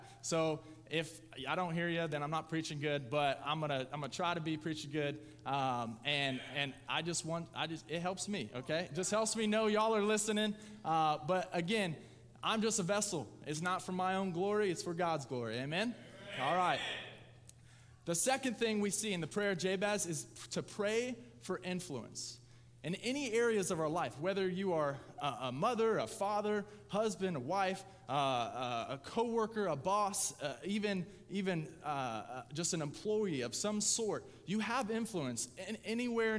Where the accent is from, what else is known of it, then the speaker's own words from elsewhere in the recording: Lapel, Indiana, United States; I grew up in LaPel. I'm closer to Pendleton.